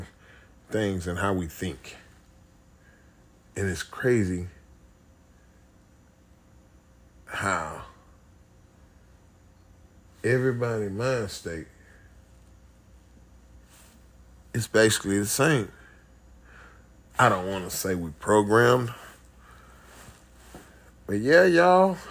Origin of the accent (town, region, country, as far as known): United States